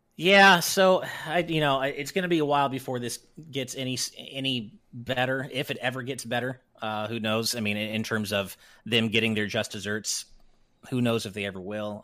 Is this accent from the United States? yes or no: yes; California, United States; I'm a Californian